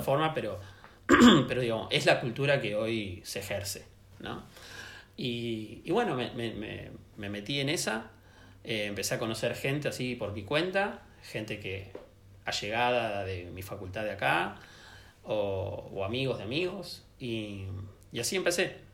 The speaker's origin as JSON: {"language": "Spanish", "region": "Buenos Aires", "country": "Argentina", "tie": "born or raised there", "also_born_or_lived": "Santiago, Chile", "said": "me volví a, mi ciudad, a Buenos Aires"}